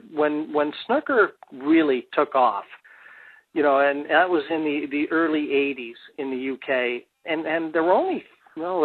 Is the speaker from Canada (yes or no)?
yes; Canada; moved away as an adult; also born or lived in England; I came from Canada